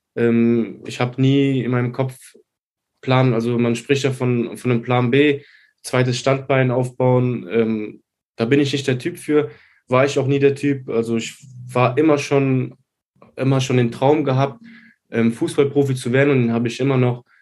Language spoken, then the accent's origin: German; Neuwied, Rhineland-Palatinate, Germany; ich bin aus Neuwied